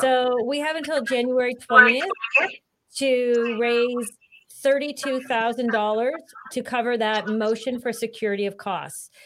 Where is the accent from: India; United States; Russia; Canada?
Canada; as Canadians